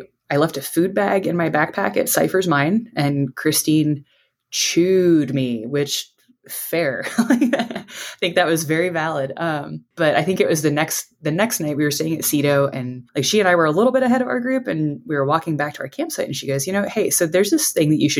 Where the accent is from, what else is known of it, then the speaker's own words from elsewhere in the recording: Houston, Texas, United States; I grew up in Houston, Texas